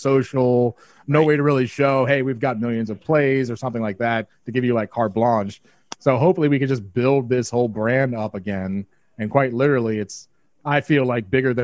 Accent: Long Island, New York, United States; That's our hometown

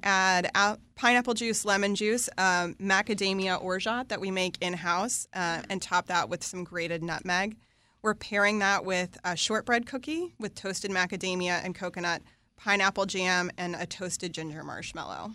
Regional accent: West Virginia, United States; I grew up in West Virginia in a family business in manufacturing.

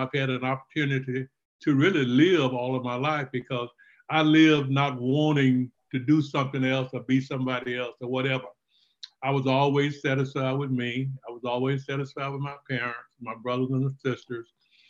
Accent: Lufkin, Texas, United States; Well, you know, Texas was the only place I knew, so I thought it was great, and I still have that affinity to want to go back to my hometown.

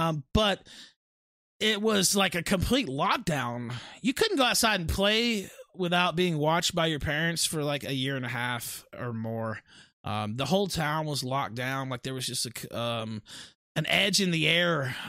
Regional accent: West Memphis, Arkansas, United States; I am from West Memphis, and actually was born in Memphis, lived across the river there in West Memphis for the first 20 years of my life. You know, that's where I'm from.

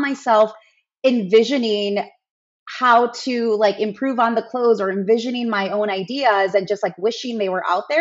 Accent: Chicago, Illinois, United States; I live in Chicago, born and raised

